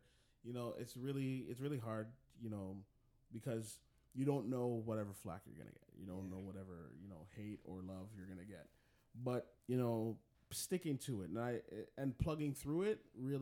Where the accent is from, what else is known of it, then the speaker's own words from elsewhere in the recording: Jamaica; I'm a Jamaican, so, you know, I have to represent my people, them.